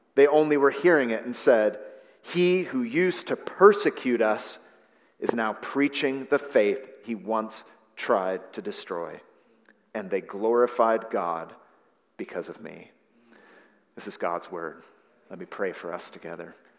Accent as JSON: {"language": "English", "area": "San Francisco Bay Area", "region": "California", "country": "United States", "tie": "born or raised there", "said": "I was raised in the San Francisco Bay Area"}